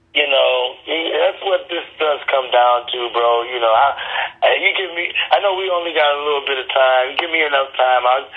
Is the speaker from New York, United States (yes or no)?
no; Detroit, Michigan, United States; also born or lived in Atlanta / Los Angeles / Chicago; I'm born and raised in Detroit.